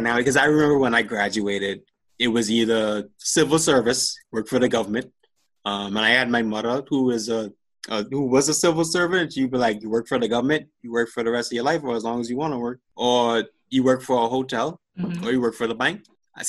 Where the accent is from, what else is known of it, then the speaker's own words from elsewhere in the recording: Bahamas; moved away as an adult; also born or lived in New York, New Jersey, Connecticut area; now in New York area, United States; as a Bahamian who was born and raised in the Bahamas